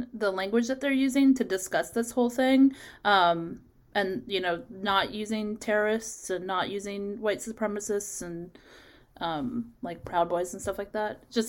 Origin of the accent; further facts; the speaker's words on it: Chicago, Illinois, United States; also born or lived in Florida; now in United Kingdom; I'm in my 12th day of quarantine. I just came from Florida. I'm originally from Chicago.